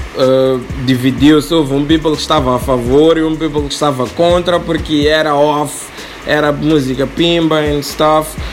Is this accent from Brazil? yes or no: no; Mozambique